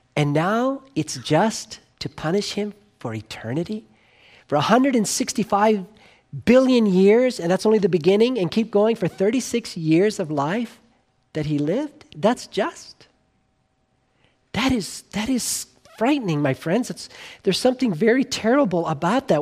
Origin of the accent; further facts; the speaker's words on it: Southern California, United States; when I was, uh, growing up in Southern California